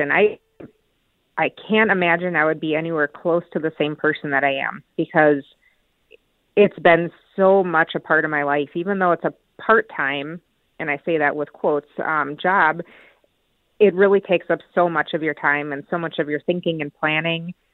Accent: Minnesota, United States; I am from Minnesota, so I was involved in the largest state activation in Minnesota history for civil unrest.

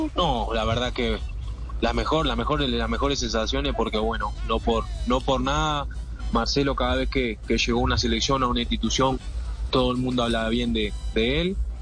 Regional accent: Uruguay; como uruguayo

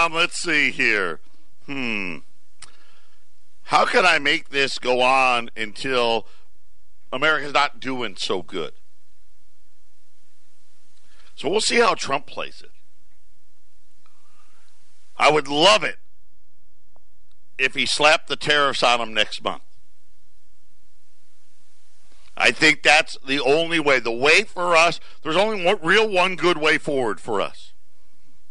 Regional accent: Syracuse, New York, United States; moved away; born and raised in Syracuse

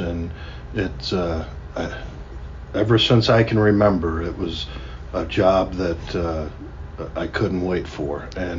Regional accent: Mansfield, Ohio, United States; being born and raised in Mansfield

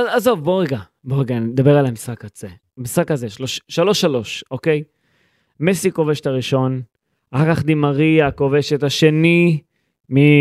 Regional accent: Israel; אני ישראלי

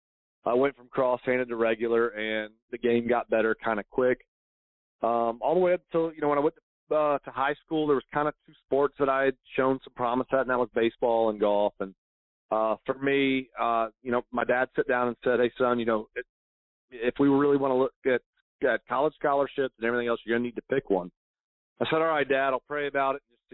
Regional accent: St. Augustine, Florida, United States; I grew up here in St. Augustine, Florida

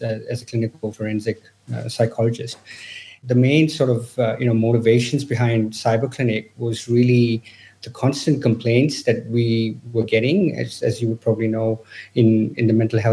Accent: India; moved away; I'm originally from India.

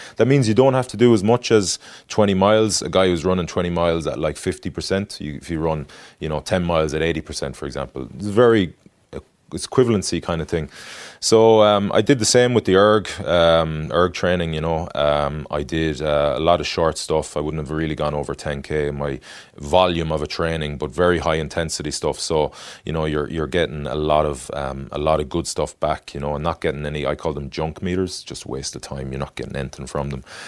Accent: Galway, Connacht, Ireland; moved away as an adult; also born or lived in France; I grew up in Galway

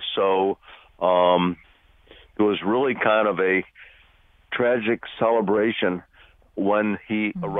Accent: Bloomfield, United States; I grew up in Bloomfield.

